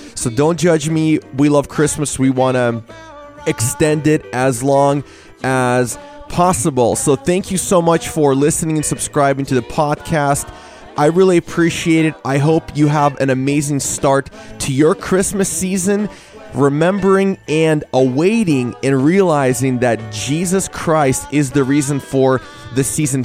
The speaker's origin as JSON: {"language": "English", "region": "Washington", "country": "United States", "tie": "born or raised there", "said": "I grew up in Washington State"}